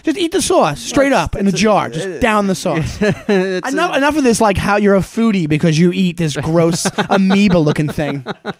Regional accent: Long Island, New York, United States; I grew up in Long Island.

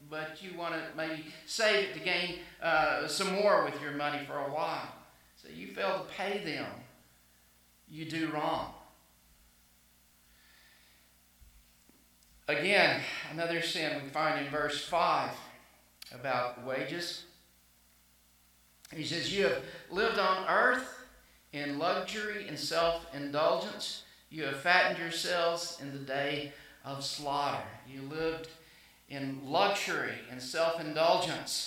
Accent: El Dorado, Arkansas, United States; In my hometown, I call it my hometown, El Dorado, Arkansas

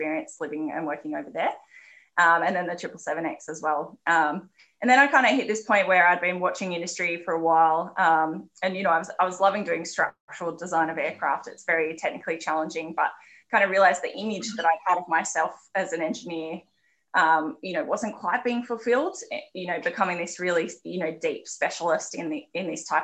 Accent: Canberra, Australian Capital Territory, Australia; I grew up in Canberra, the youngest of five

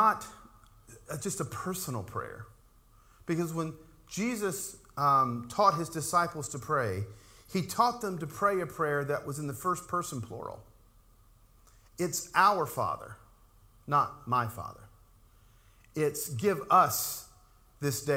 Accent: Appalachian Mountains, United States; growing up in the Appalachian Mountains, we used to hear and even say about ourselves that all Pentecostals are preachers.

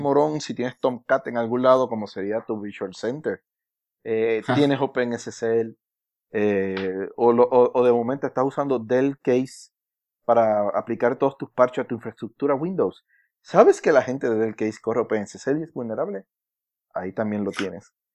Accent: Puerto Rico; yo soy, yo soy boricua.

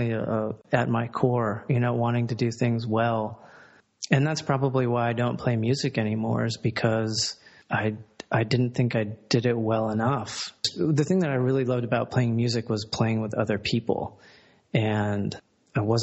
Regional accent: Columbia, Maryland, United States; I'm from Columbia, Maryland, and that is considered a suburb of both Baltimore and Washington

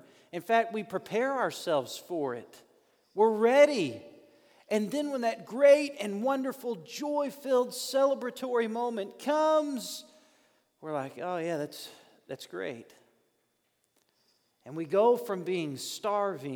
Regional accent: North Little Rock, Arkansas, United States; I grew up in North Little Rock, Arkansas.

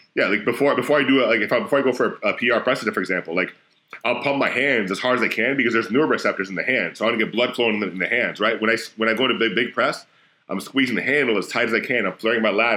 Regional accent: Florida, United States; I'm from Florida

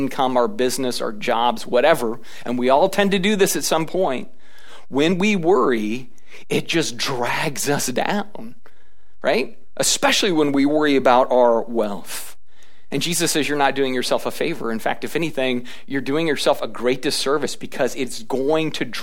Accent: United States

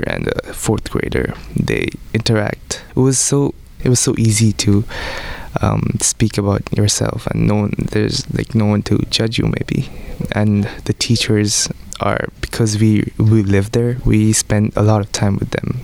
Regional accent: Bangalore, Karnataka, India; first language Odia; English is a second language; now in United States; from India. I was born in Bangalore

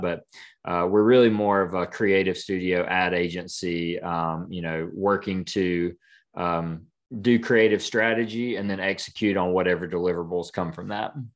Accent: Clinton, South Carolina, United States; moved away as an adult; also born or lived in Greenwood, South Carolina; now in Franklin, United States; born and raised in South Carolina, so near Greenville, small, small town called Clinton

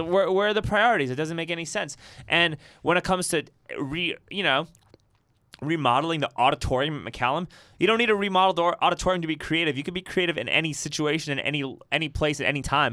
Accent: New York City, New York, United States; now in Austin, United States; I grew up in Riverdale in the Bronx

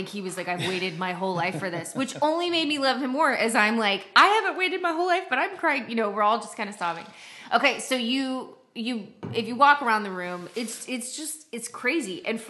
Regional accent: San Antonio, Texas, United States; we're both from San Antonio.

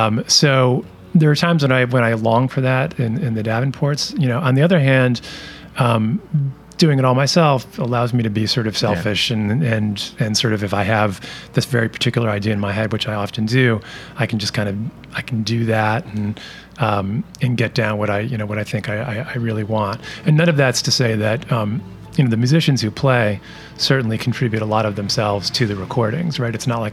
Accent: Rochester, New York, United States; Dan Miller and I grew up together in Rochester

